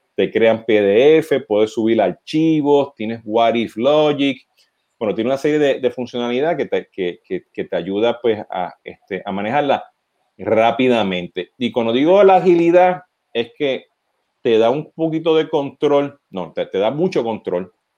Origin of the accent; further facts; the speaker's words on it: Puerto Rico; nosotros los boricuas, pues, aparte del acento